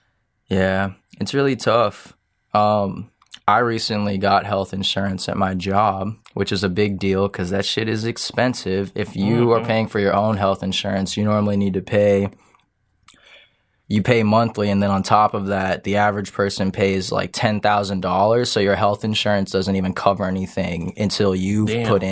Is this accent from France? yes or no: yes; France; I don't know. I'm from France.